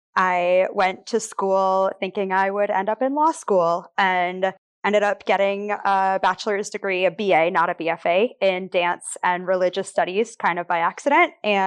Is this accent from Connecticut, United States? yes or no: yes; Connecticut, United States; moved away; I'm originally from Connecticut. I grew up about an hour outside of New York City.